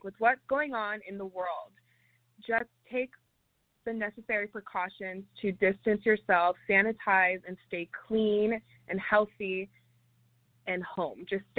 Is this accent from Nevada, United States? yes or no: yes; Las Vegas, Nevada, United States; Because we come from Vegas, so I'm used to being in a bigger city and with, you know, a little bit crazier audiences.